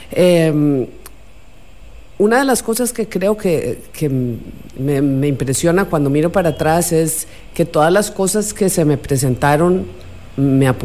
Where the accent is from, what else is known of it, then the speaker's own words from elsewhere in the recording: Costa Rica; accent: Costa Rican; also born or lived in Buenos Aires, Argentina / Colombia; yo nací en Buenos Aires, Argentina, y mis padres se fueron a Colombia primero, después llegamos aquí a Costa Rica, así que aquí hice la secundaria y ya, eh, digamos que ya me hice tica, me nacionalicé de hecho, eh, y hablo como tica.